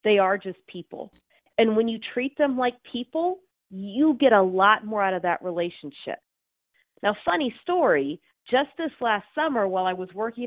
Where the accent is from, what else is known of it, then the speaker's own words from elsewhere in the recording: Houston, Texas, United States; now in Seattle, United States; I grew up in Houston